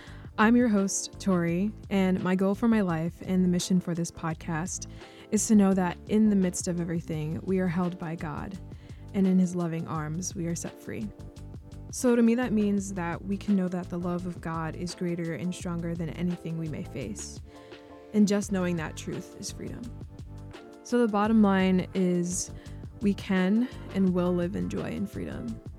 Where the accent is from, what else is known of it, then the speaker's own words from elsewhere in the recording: Long Island, New York, United States; I'm 20 years old. I'm from Long Island, New York